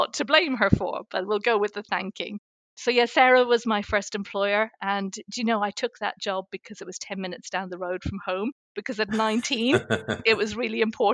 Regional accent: Ireland; moved away as an adult; also born or lived in Surrey Hills, United Kingdom; now in Surrey, United Kingdom; I was born and raised in Ireland. I moved to the UK 34 years ago

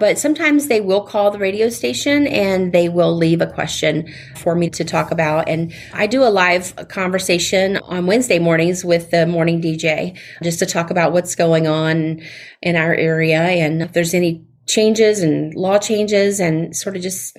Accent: the South, United States; accent: Southern; You know, having my Southern accent sounds, not sure which way to say it

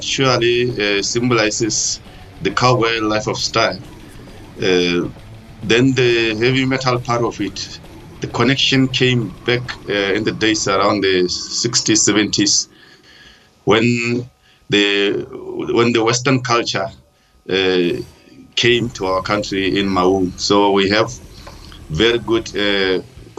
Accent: Rakops, Central District, Botswana; also born or lived in Ghanzi, Botswana; I'm actually originally from Raikops in the central part of Botswana

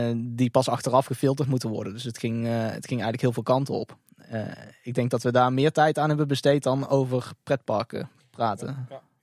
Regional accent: North Brabant, Netherlands; als Brabander in hart en nieren

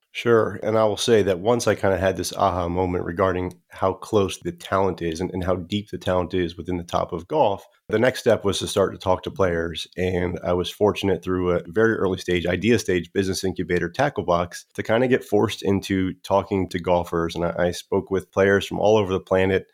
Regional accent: South Florida, United States; I grew up in South Florida

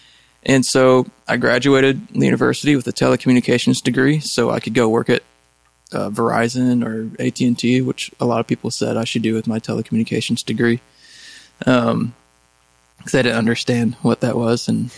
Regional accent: Japan; English is a second language; my origin, I'm Japanese, so I come from Japan.

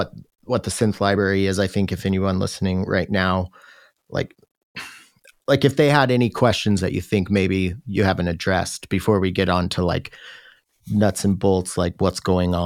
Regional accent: Washington, United States; also born or lived in Seattle; now in Tacoma, United States; I'm not like from Seattle, but I'm from Washington, and I lived in Seattle, you know, for like 5 or 6 years before I moved down here to Tacoma

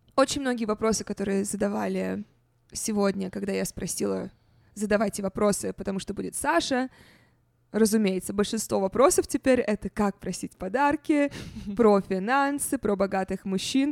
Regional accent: Russia; moved away; когда я росла в России

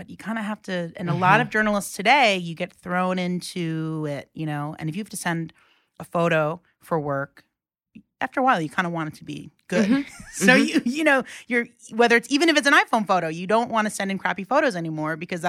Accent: New York City, New York, United States; also born or lived in Woodside, Queens; I grew up in Rockaway when it was like not cool to be in Rockaway, you know, before like tacos and everyone started surfing.

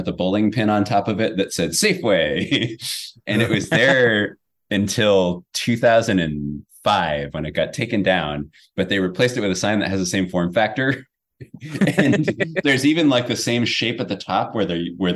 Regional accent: San Jose, California, United States; also born or lived in San Francisco; I was born in San Francisco, but I grew up in San Jose

